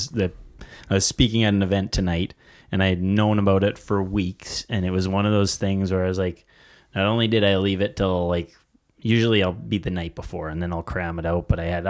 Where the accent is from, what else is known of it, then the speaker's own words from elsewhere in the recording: near Big Muddy Valley, Saskatchewan, Canada; moved away as an adult; also born or lived in Vancouver; it's right on top of Castle Butte in the Big Muddy Valley, pretty close to my hometown where I grew up.